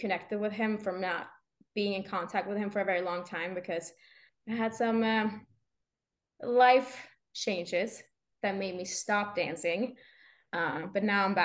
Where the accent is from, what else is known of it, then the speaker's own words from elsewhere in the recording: Sweden; moved away; not even Swedish people knows where I'm from because it's such a small town that I grew up with like two neighbors